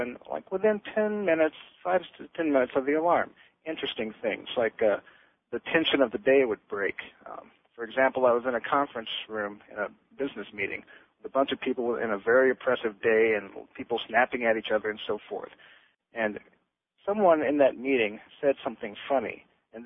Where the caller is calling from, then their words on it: Las Vegas, Nevada, United States; I'm calling you from Las Vegas, Nevada